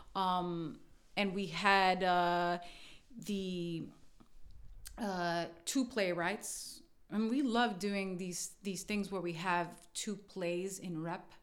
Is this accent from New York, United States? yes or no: yes; New York City, New York, United States; I was born in Brooklyn.